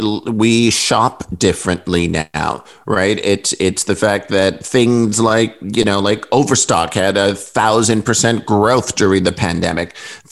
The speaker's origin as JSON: {"language": "English", "town": "New York City", "region": "New York", "country": "United States", "tie": "born or raised there", "said": "I'm here sitting in New York City, born and raised in New York"}